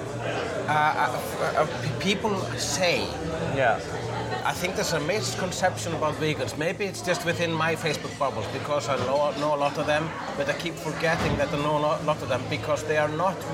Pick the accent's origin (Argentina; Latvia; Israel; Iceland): Iceland; I'm Icelandic